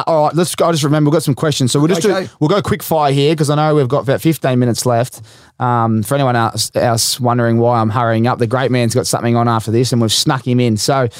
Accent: Australia; It's great for Australian basketball and just being an Australian, isn't it?

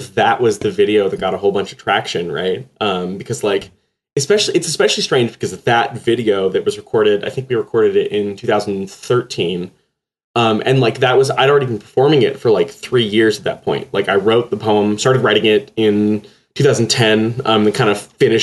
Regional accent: Texas, United States; accent: Texas; moved away; I grew up in Texas, so sometimes when I get really tired, the Texas accent comes out a little bit

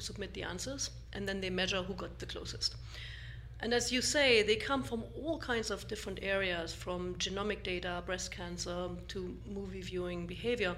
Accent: East Germany, Germany; moved away as an adult; also born or lived in Darmstadt, Germany / Boulder, Colorado; I grew up originally in East Germany

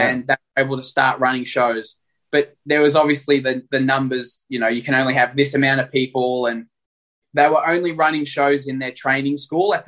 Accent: Melbourne, Victoria, Australia; moved away as an adult; Born and raised in Melbourne.

